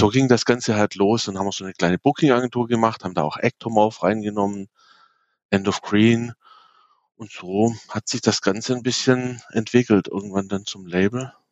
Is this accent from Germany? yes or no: yes; Abtsgmünd, Baden-Württemberg, Germany; Ich komme aus dem schönen Abtsgmünd. Das ist in der Nähe von Aalen zwischen Stuttgart und München.